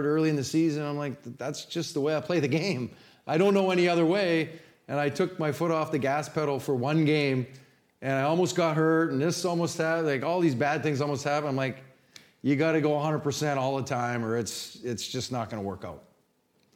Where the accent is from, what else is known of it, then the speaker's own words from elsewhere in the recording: Canada; moved away as an adult; also born or lived in Hartford; now in St. Louis, United States; coming from nowhere, Canada. If I showed you where my hometown was, you'd go, ooh, man, that's up there.